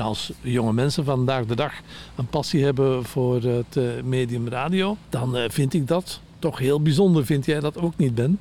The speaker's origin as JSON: {"language": "Dutch", "town": "Antwerp", "region": "Flanders", "country": "Belgium", "said": "ik kom zelf van Antwerpen."}